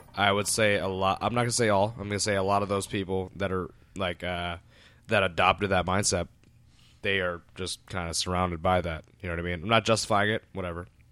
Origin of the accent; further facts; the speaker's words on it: Woodbridge, Virginia, United States; I grew up in Woodr-, Woodbridge, Virginia